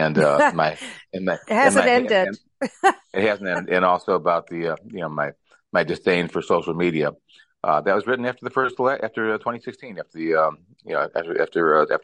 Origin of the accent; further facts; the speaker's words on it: Chicago, Illinois, United States; moved away as an adult; also born or lived in Madisonville, Kentucky; now in Kentucky, United States; growing up in Chicago